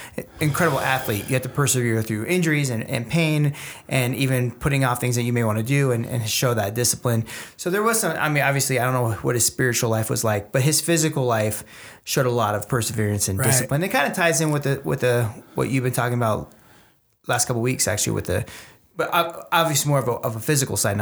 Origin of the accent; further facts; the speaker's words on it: Los Angeles, California, United States; I grew up in Los Angeles, so I was a big Lakers fan